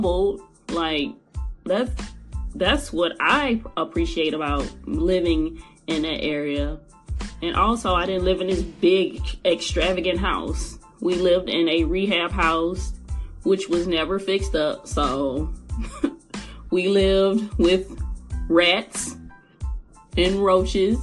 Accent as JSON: {"language": "English", "town": "East St. Louis", "region": "Illinois", "country": "United States", "tie": "born or raised there", "said": "I am a native of East St. Louis"}